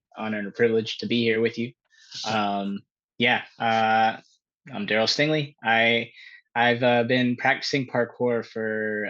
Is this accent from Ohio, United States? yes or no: no; Pittsburg, California, United States; also born or lived in Antioch, California; I'm from the San Francisco Bay Area in California. I came to Miami with my partner, Mel.